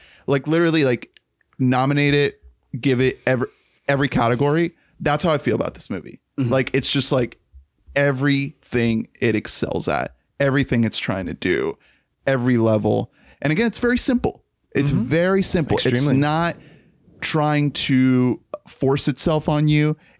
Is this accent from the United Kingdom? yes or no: no; Colombia; now in United States; That's something that really resonated with me because I'm an immigrant from Colombia.